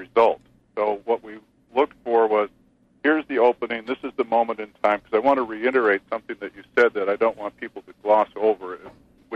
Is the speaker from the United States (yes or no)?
yes; Spokane, Washington, United States; I grew up in Spokane, Washington in the mid to late 60s